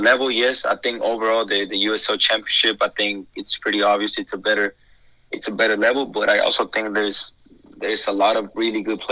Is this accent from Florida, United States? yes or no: no; San Antonio, Texas, United States; I'm from San Antonio